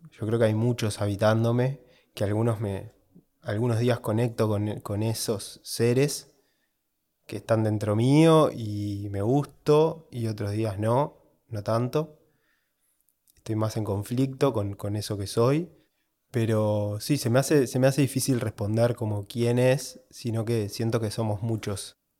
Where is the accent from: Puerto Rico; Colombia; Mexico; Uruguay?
Uruguay; soy de Uruguay